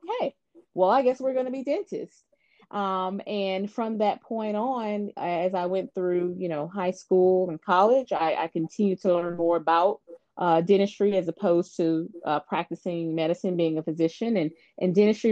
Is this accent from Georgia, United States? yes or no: yes; Atlanta, Georgia, United States; also born or lived in Houston, Texas; I'm actually born and raised in Atlanta.